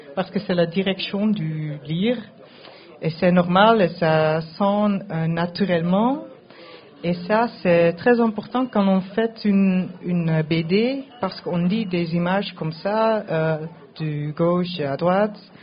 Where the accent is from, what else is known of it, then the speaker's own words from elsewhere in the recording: Netherlands; French is a second language; je parle français, mais je viens de Pays-Bas